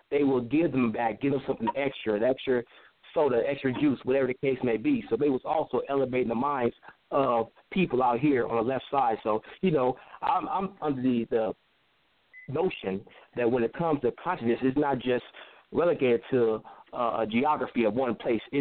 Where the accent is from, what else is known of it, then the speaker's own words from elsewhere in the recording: California, United States; also born or lived in Chicago; now in Palmdale, United States; I was actually born in Chicago, but I was raised in Southern California. I'm like the Midwest see the West Coast breeded, so I've been moving around a lot.